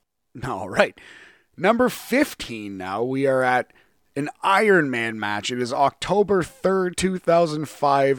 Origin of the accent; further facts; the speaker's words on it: Canada; as a Canadian wrestling fan